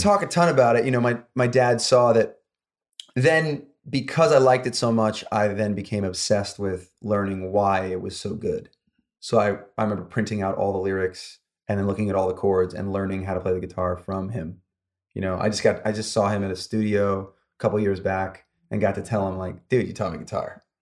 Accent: upstate New York, United States; moved away as an adult; now in Los Angeles, United States; I grew up in upstate New York, about an hour north of New York City

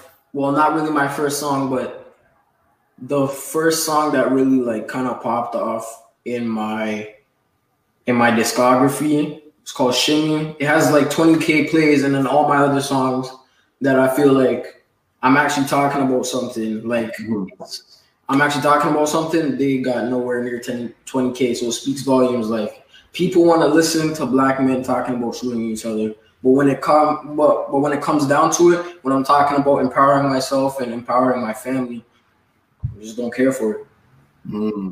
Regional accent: Toronto, Ontario, Canada; now in St. Catharines, Canada; I was born in Toronto, raised most of my life in Scarborough and Toronto. Right now I'm just in St. Catharines

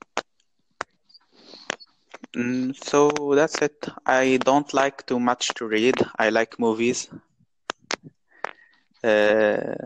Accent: Morocco; English is a second language; I'm from Morocco

